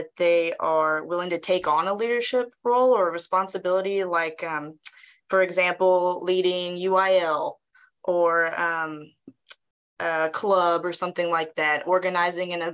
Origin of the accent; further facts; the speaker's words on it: Brenham, Texas, United States; Taught a long time in my hometown of Brenham, right down the road.